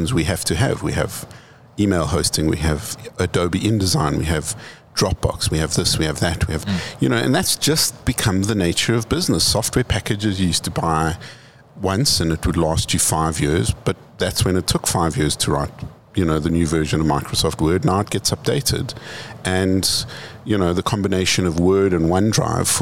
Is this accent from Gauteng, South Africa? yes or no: yes; Johannesburg, Gauteng, South Africa; we're from Joburg. Joburg is a hustler city